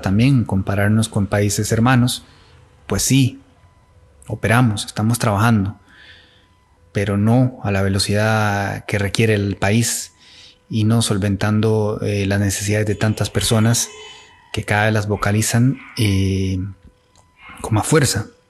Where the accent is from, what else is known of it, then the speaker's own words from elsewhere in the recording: Costa Rica; como costarricenses